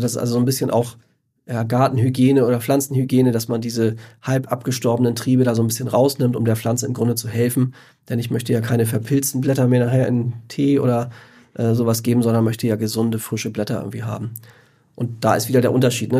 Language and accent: German; Northern Germany, Germany; bei uns in Norddeutschland